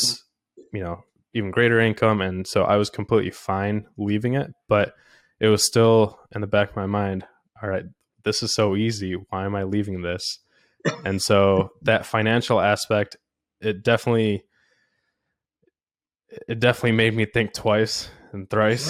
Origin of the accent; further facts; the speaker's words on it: India; moved away; I was born in India